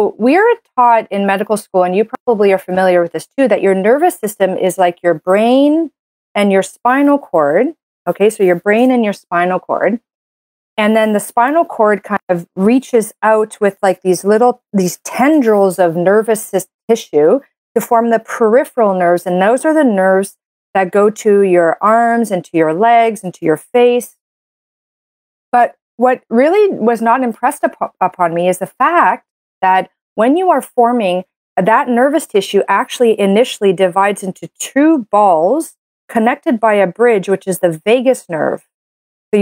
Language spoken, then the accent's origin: English; Canada; I'm a Canadian medical doctor